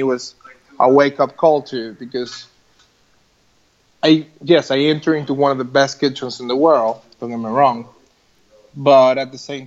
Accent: United States; moved away; we come from the States.

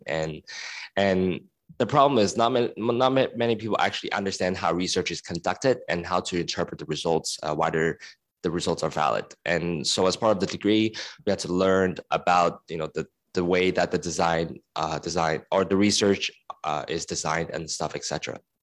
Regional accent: Hong Kong; moved away; also born or lived in United States; I was born and raised in Hong Kong and I was in the States for ten years

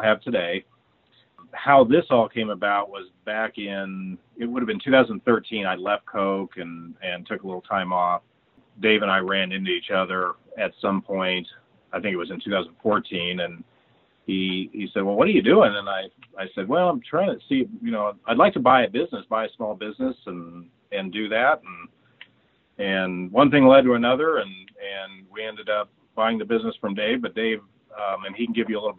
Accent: Arizona, United States; moved away as an adult; also born or lived in Phoenix, Arizona; now in Wichita, United States; I'm originally from Arizona

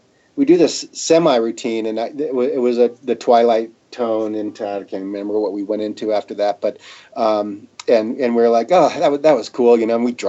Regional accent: Colorado, United States; I'm from Colorado

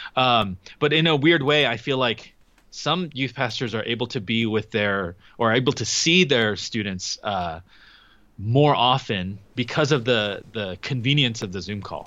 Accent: Southern California, United States; we're both from Southern California

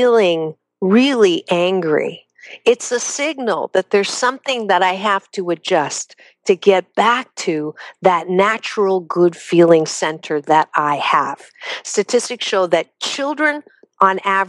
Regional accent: United States; We're American

